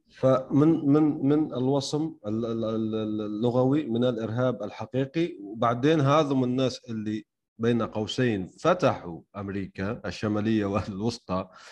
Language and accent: Arabic; Algeria; عندنا في الجزائر